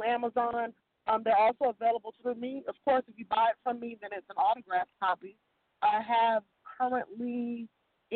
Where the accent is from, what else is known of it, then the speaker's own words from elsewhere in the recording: Tampa, Florida, United States; also born or lived in New York; We moved down when I was about 2 years old